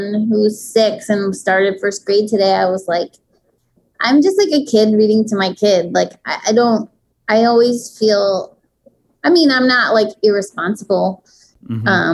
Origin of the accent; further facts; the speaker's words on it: New York City, New York, United States; I grew up in Manhattan